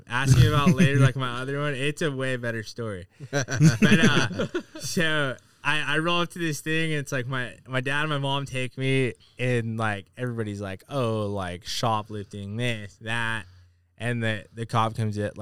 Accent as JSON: {"language": "English", "town": "La Mesa", "region": "California", "country": "United States", "tie": "born or raised there", "also_born_or_lived": "Santee, California", "said": "I grew up in La Mesa and then moved out to Santee when I got into high school"}